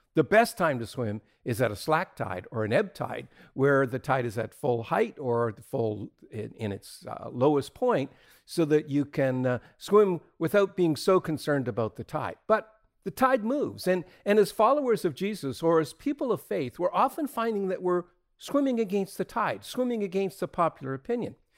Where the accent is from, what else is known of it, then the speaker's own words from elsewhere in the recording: Atlantic Canada, Canada; when I was a kid growing up in Atlantic Canada